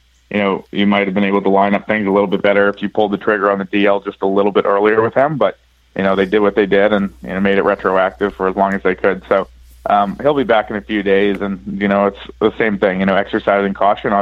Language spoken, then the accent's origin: English; New England, United States; moved away as an adult; also born or lived in North Carolina; my hometown team.